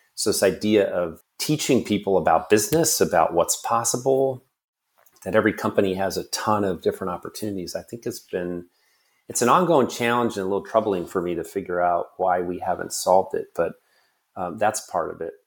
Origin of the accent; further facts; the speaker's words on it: Washington, United States; my home state